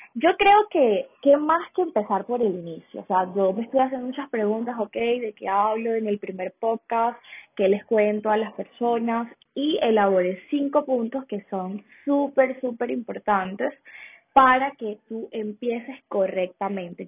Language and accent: Spanish; Venezuela; now in Colombia; soy de Venezuela, vivo en Colombia actualmente